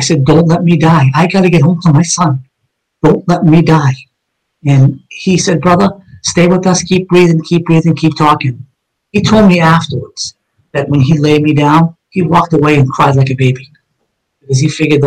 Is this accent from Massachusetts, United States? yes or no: yes; Somerville, Massachusetts, United States; on Rush Street, where I grew up in East Summerville, with all my childhood friends